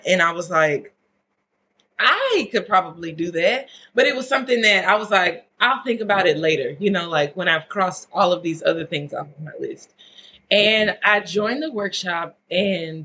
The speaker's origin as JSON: {"language": "English", "region": "Louisiana", "country": "United States", "moved": "yes", "said": "I'm from Louisiana"}